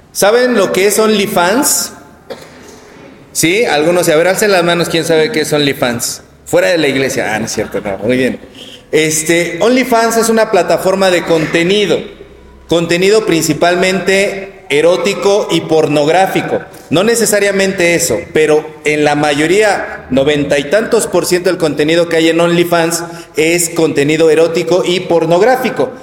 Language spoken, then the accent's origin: Spanish; Mexico; nosotros como mexicanos vivimos rodeados del culto a la Virgen de Guadalupe